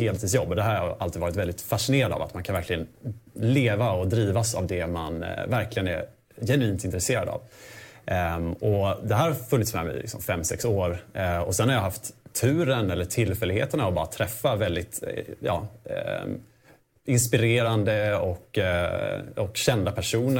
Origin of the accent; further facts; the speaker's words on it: Småland, Sweden; så kommer jag faktiskt från Småland. Jag kommer från en gård